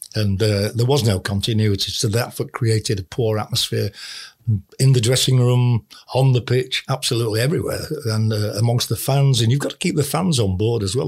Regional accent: Bradford, Yorkshire and the Humber, United Kingdom; I was born and brought up in Bradford

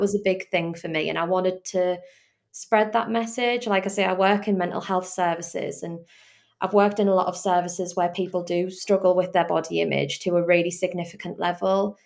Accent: the Northeast, North East England, United Kingdom; I'm obviously from the Northeast.

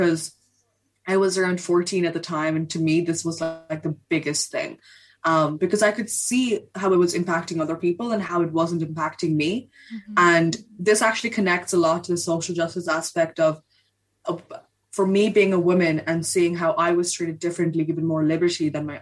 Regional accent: India; now in Ireland; I'm originally from India

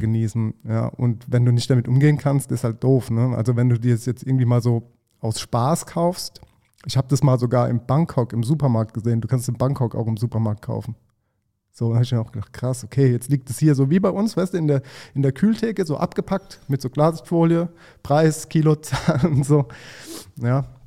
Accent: Mannheim, Baden-Württemberg, Germany; Man hat auch in Mannheim immer Käsefußsalat gesagt

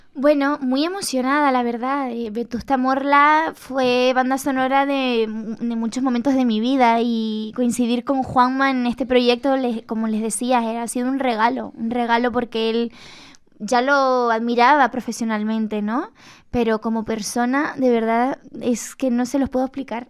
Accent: Canary Islands, Spain; moved away as an adult; now in Madrid, Spain; mi tierra y con, lo que fui, con mi infancia

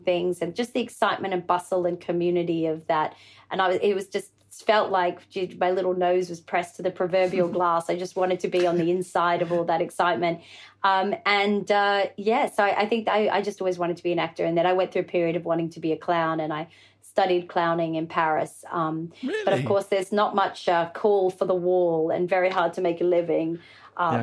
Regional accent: Australia; being an Aussie

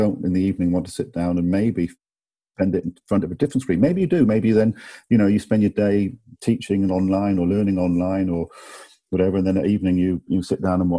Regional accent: Bath, South West England, United Kingdom; moved away as an adult; also born or lived in Cambridge / London; now in Germany; I grew up in England, in Bath, in the southwest.

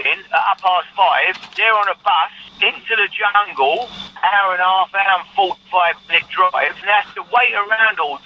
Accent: London, United Kingdom; growing up in the East End of London

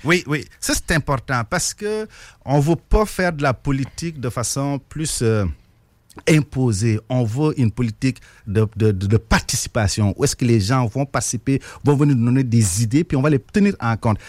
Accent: Senegal; moved away as an adult; also born or lived in Trois-Rivières, Canada / Montreal, Canada / Repentigny, Canada; now in Lévis, Canada; je suis originaire du Sénégal

